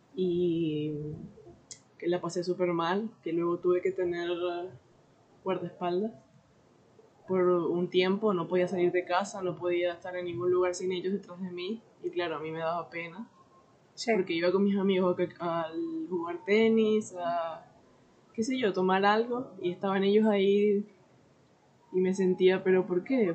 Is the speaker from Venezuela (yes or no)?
yes; Venezuela; moved away as an adult; also born or lived in Orlando, United States; now in Portugal; soy venezolano